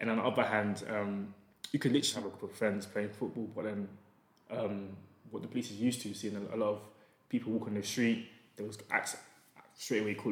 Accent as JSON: {"language": "English", "region": "London", "country": "United Kingdom", "tie": "born or raised there", "said": "growing up in Peckham was kind of hard because it's like very gang-orientated."}